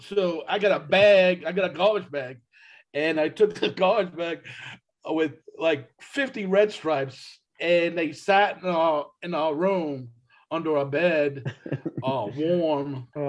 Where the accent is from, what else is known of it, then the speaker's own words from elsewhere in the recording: East Coast, United States; they knew I was from the East Coast, and I started becoming friends with them